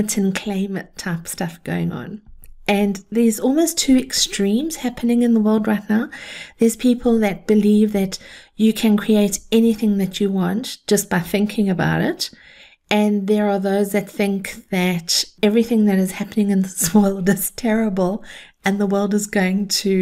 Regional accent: South Africa; I grew up in South Africa

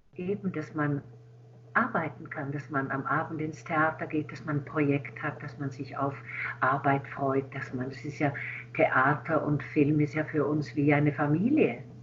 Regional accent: Switzerland; now in Berlin, Germany; Als Schweizerin kann ich ja ein, also konnte ich einreisen

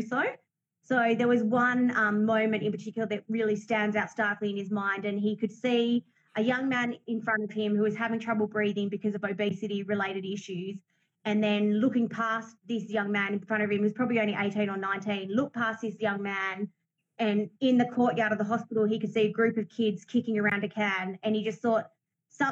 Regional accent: Australia; I grew up in a metropolitan area

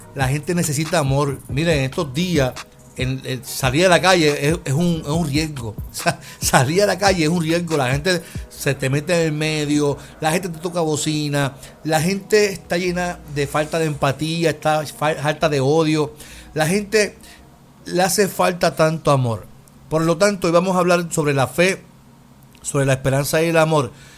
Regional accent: Puerto Rico; como puertorriqueños

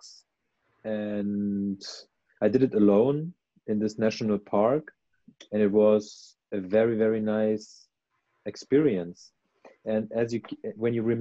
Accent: Germany; my roots are in Iran, but I grew up in Germany

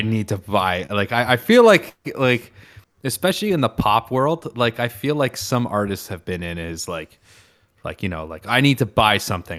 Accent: Canada; I'm Canadian

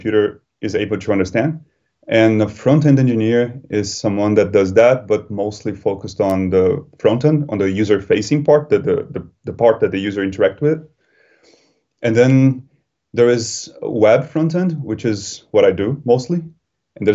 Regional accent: Brazil; moved away as an adult; also born or lived in Germany; now in London, United Kingdom; I am originally from Brazil, even though now I live in London. But before coming to London, I lived in Germany for 2 years.

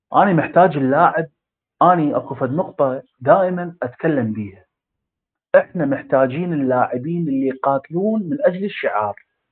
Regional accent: Iraq

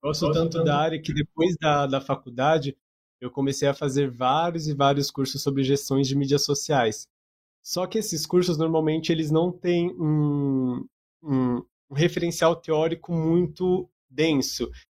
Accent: Bauru, São Paulo, Brazil; sou de Bauru

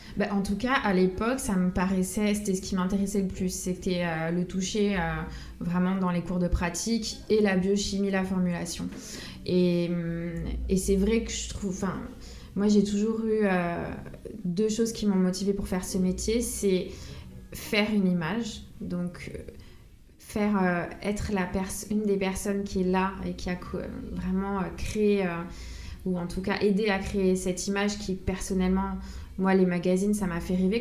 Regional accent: Corsica, France; moved away as an adult; quand je suis partie de Corse vers 19 ans, après tous les étés, je revenais chez moi

